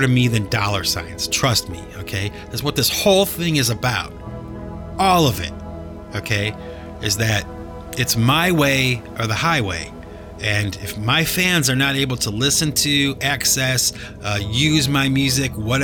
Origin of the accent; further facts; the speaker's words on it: Cleveland, Ohio, United States; moved away; I had to travel back to Cleveland, my hometown